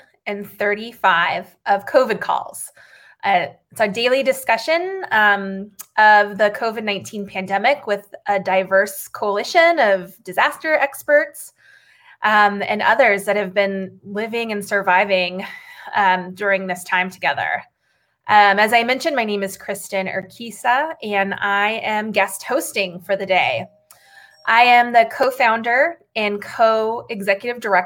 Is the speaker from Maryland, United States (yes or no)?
no; Arizona, United States; now in San Francisco, United States; Arizona, the state where I grew up